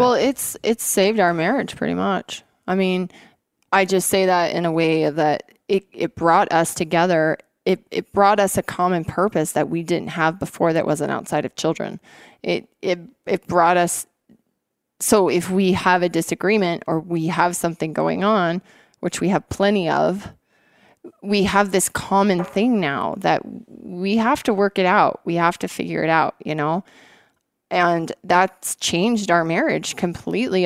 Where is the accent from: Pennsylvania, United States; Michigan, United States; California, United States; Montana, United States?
Montana, United States; moved away as an adult; also born or lived in Washington State; I grew up here in Montana